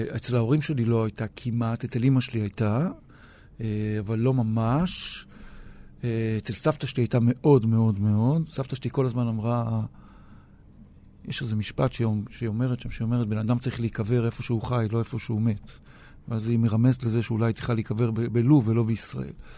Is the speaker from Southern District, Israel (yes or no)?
no; Tel Aviv, Tel Aviv District, Israel; also born or lived in Ramat Gan / Pardes Katz; אני תל אביבי מגיל תשע, כל חיי אני בעיר הזאת